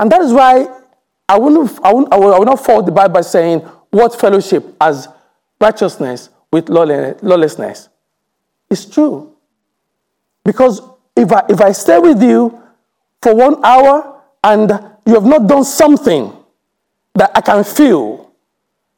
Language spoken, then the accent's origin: English; England, United Kingdom; we said we're from England